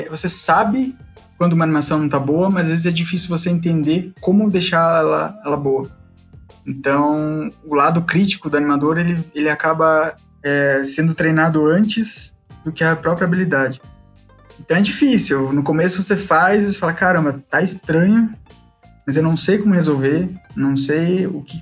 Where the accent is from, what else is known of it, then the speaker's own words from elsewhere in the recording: Curitiba, Paraná, Brazil; Eu sou curitibano